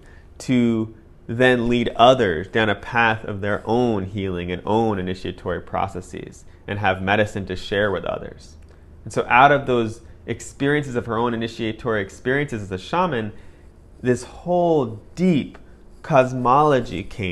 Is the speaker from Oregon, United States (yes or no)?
yes; Oregon, United States; as someone who was a contemporary Western person, growing up in Oregon